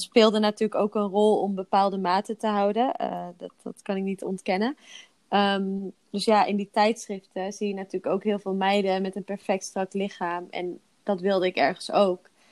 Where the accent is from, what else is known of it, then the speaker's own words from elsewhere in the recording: Zeeland, Netherlands; now in Belgium; ik kom oorspronkelijk uit Zeeland.